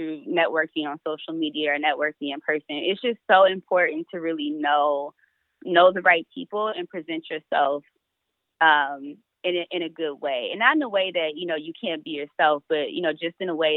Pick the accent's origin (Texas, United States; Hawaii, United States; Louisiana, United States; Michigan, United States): Michigan, United States; Detroit; I'm from Detroit